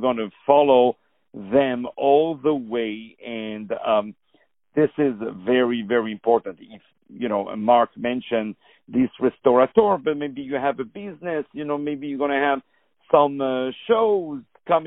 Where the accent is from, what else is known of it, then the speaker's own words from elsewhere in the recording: France; I'm from France